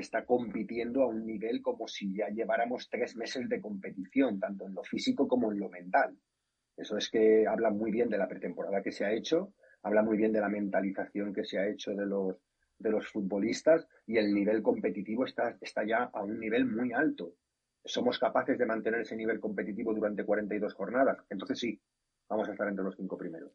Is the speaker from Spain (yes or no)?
yes; Spain; como soy español